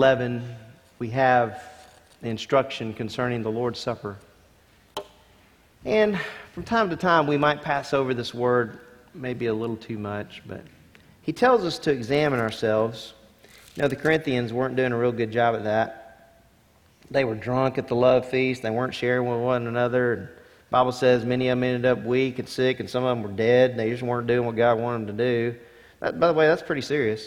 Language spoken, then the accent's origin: English; Lake Charles, Louisiana, United States; I grew up in Louisiana